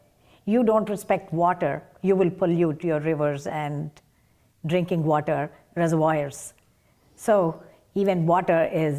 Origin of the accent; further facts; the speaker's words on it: Chennai, Tamil Nadu, India; moved away as an adult; now in United States; Yes. I was raised in Chennai and I went to schools and colleges in Chennai.